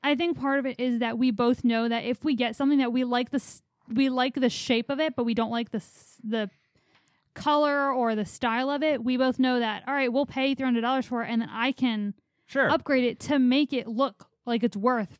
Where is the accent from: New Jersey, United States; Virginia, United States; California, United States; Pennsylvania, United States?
Pennsylvania, United States; Philadelphia; in like the neighborhood I grew up in Philly, it is known for one thing